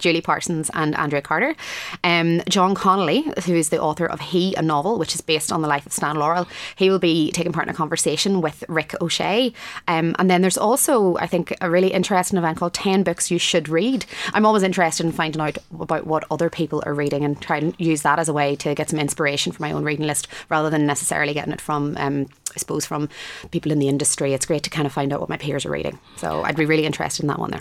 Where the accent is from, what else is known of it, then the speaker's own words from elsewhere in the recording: Enniskillen, Northern Ireland, United Kingdom; Adrian Dunbar is from my hometown of Enniskillen